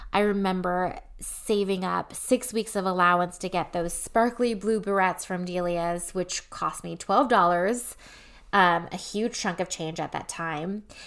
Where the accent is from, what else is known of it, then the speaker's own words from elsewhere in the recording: Fremont, California, United States; I grew up in Fremont, California